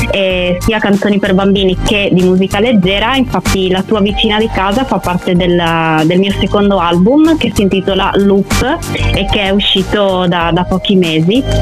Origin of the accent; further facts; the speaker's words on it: Friuli-Venezia Giulia, Italy; io sono una musicista, vengo dal Friuli Venezia Giulia e ho iniziato a, ad avvicinarmi alla musica molto piccola